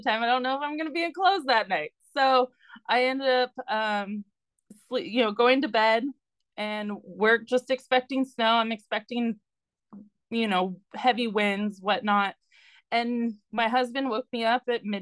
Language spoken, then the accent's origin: English; Southern California, United States; I'm from Southern California and I'm a licensed midwife